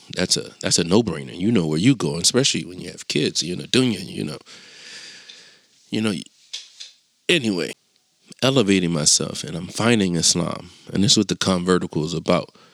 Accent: Chester, Pennsylvania, United States; I'm from Chester

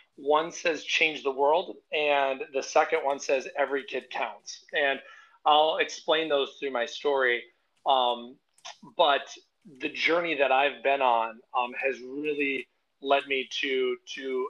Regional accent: Arizona, United States; now in Crystal Lake, United States; I grew up in Arizona

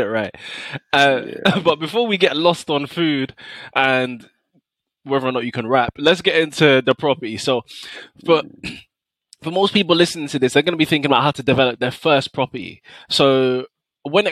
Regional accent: London, United Kingdom; I'm from North London

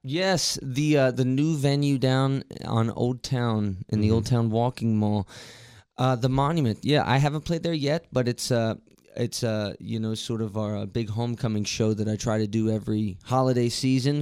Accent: Martinsburg, West Virginia, United States; I'm from Martinsburg, uh, born and raised here

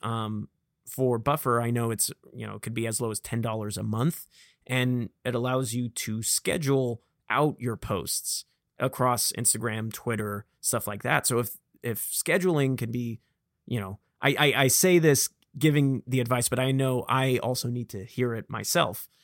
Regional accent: Vacaville, California, United States; accent: Vacaville; I have the classic Vacavillon, uh, accent

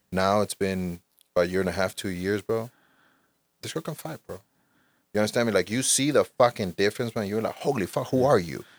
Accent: Honduras; moved away; I was born in Honduras, Central America. In Honduras, when I was there, I practiced taekwondo for a few years

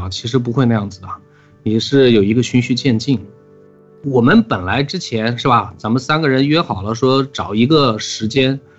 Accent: Xining, Qinghai, China; born there; 我也是生在西宁。

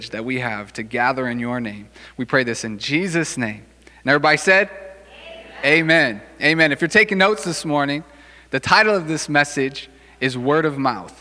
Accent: Racine, Wisconsin, United States; also born or lived in Chicago suburbs; I grew up here in Racine.

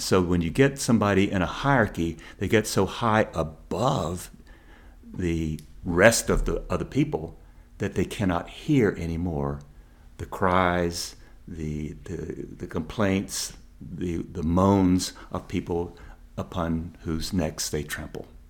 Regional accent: American South, United States; growing up in the American South

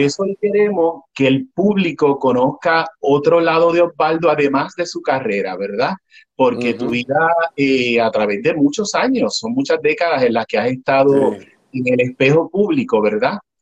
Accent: Puerto Rico; como puertorriqueño, ahora te hablo como puertorriqueño

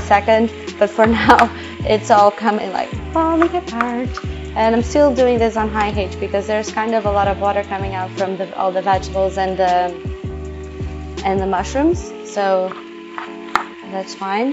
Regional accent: Portugal; moved away; I'm from Portugal

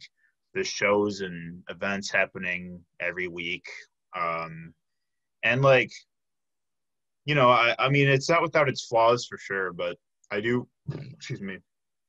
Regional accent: Chicago, Illinois, United States; moved away as an adult; I'm originally from the Chicago area

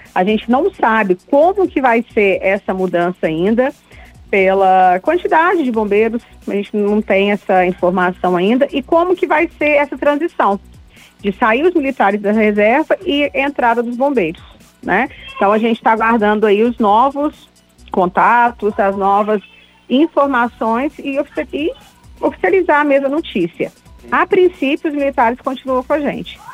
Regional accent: Barbacena, Minas Gerais, Brazil; é meu conterrâneo, que eu sou de Barbacena

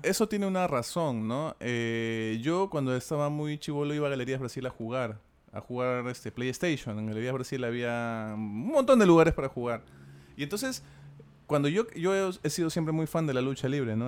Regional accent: Lima, Peru; accent: Peruvian, Limeño; nuestro acento peruano que sí tenemos y limeño.

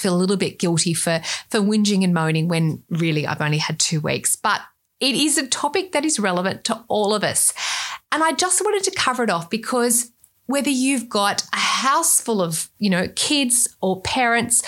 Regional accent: Australia; accent: Australian; with my accent, you can tell I'm Australian

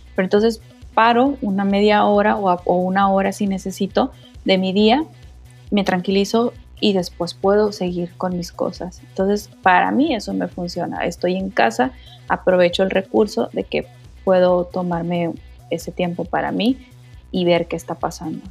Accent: Mexico; como decimos en México

